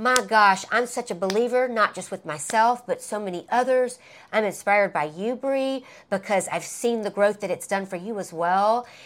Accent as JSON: {"language": "English", "region": "Alabama", "country": "United States", "tie": "born or raised there", "moved": "yes", "said": "when I would go back home to my hometown in Alabama"}